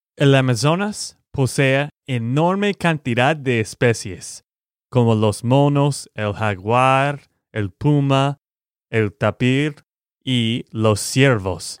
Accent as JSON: {"language": "Spanish", "region": "Texas", "country": "United States", "said": "de Texas, Estados Unidos"}